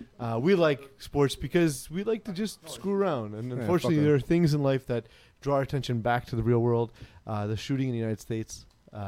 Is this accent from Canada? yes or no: yes; Canada; we're Canadian